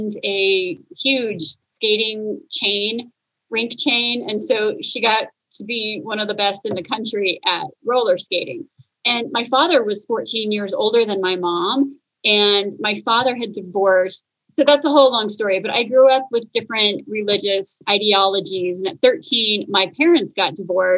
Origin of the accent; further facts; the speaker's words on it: Phoenix, Arizona, United States; I am from Phoenix, and I grew up in a family that was entrepreneurial